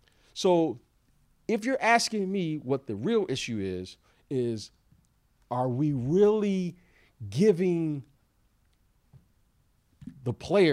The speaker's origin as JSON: {"language": "English", "town": "Detroit", "region": "Michigan", "country": "United States", "tie": "born or raised there", "also_born_or_lived": "Chicago", "said": "Now, growing up in Eastern time zone like I did in Detroit, playing for many years in Chicago, now living on the West Coast, that is the issue."}